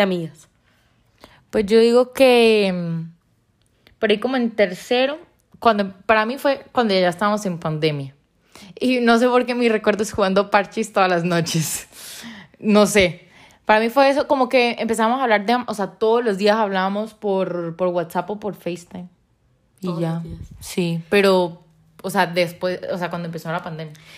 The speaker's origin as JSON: {"language": "Spanish", "town": "Ocaña", "region": "Norte de Santander", "country": "Colombia", "said": "soy de Ocaña, norte de Santander"}